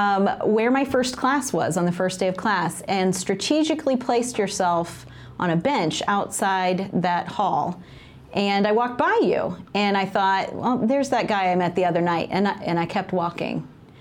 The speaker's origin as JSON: {"language": "English", "town": "Noblesville", "region": "Indiana", "country": "United States", "said": "When I said that I was from Noblesville"}